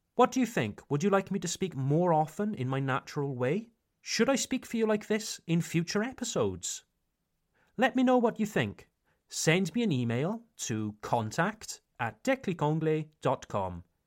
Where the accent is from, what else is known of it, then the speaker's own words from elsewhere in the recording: Pontypool, Wales, United Kingdom; accent: Welsh; moved away as an adult; now in Ungersheim, France; I come from a small town in South Wales called Pontypool.